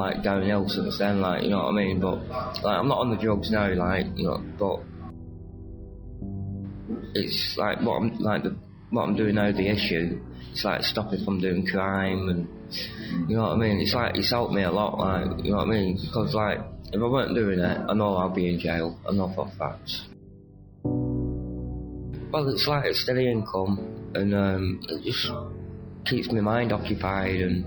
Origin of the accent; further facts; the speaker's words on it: Bolton, North West England, United Kingdom; moved away as an adult; now in Manchester, United Kingdom; I'm from Bolton